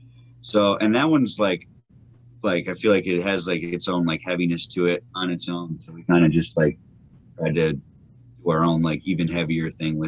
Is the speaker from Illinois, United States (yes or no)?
yes; Illinois, United States; we're from Illinois where it's flat as fuck everywhere